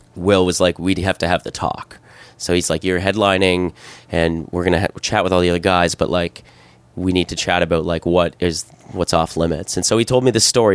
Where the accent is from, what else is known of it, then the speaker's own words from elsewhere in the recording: Canada; moved away as an adult; also born or lived in South Korea / Hong Kong / Thailand; growing up in Canada